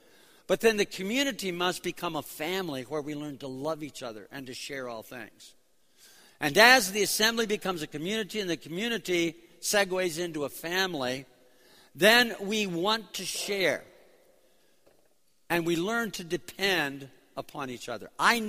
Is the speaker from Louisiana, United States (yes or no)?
no; New York City, New York, United States; born there; I was born in New York City because my parents were both in the music scene in New York City back in the late 30s, early 40s.